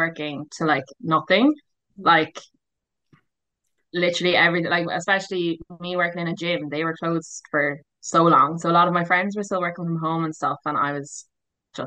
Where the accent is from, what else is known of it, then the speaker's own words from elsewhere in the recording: Waterford, Munster, Ireland; moved away as an adult; also born or lived in Barcelona, Spain; now in Perth, Australia; I'm 25 from Waterford.